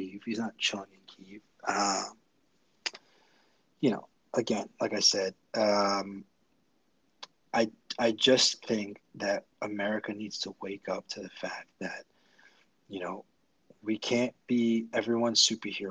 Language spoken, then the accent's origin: English; United States; I'm an American.